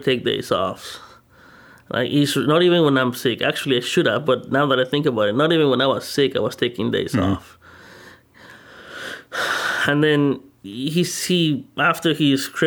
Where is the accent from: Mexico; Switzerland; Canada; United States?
Mexico; moved away; I'm originally from Mexico